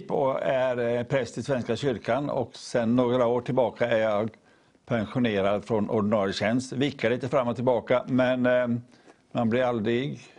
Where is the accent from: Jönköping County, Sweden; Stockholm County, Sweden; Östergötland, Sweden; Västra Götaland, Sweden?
Jönköping County, Sweden; Sävsjö; also born or lived in Rörvik; jag kommer från Småland, Småland. Sävsjö kommun Sävsjö.